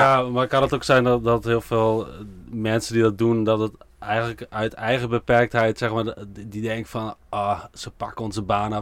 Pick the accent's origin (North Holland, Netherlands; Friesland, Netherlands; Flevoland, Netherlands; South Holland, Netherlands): Friesland, Netherlands; ik kom zelf uit Friesland